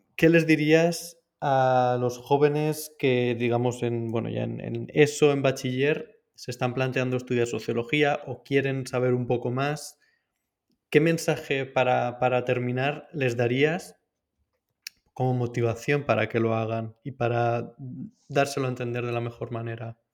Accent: Valencia, Valencian Community, Spain; En Valencia, yo soy de Valencia

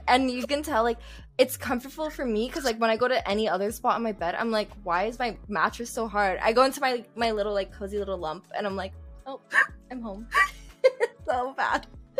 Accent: Calgary, Alberta, Canada; my city I'm from. Okay, people know I'm from Calgary. It's very small. It's very, very small.

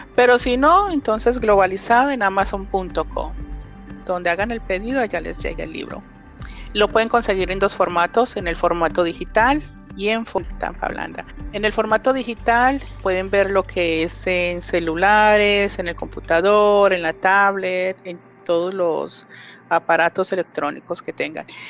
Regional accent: Colombia; yo soy colombiana

